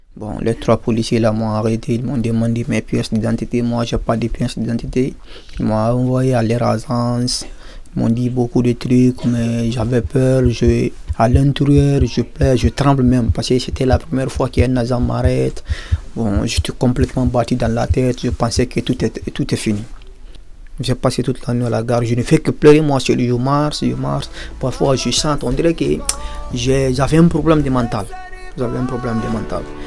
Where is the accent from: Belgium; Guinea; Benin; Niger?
Guinea; now in France; je suis de la nationalité guinéenne, de, Guinée-Conakry